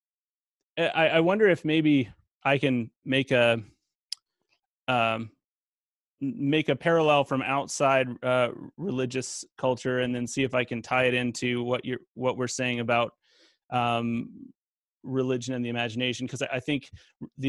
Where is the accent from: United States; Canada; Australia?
Canada; I'm from Canada